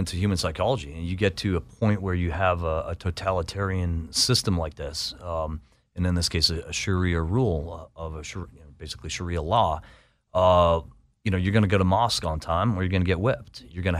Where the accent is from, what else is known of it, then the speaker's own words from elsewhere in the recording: Boston, Massachusetts, United States; I might not be welcome. I'm from Boston.